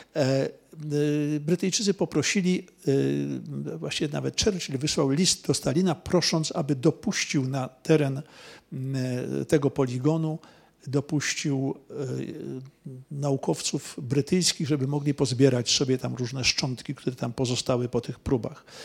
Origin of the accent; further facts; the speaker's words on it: Poland; jestem z Polski